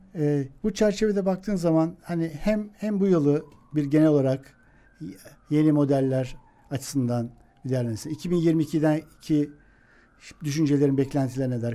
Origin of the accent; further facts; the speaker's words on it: Eskişehir, Turkey; Eskişehirliyim ben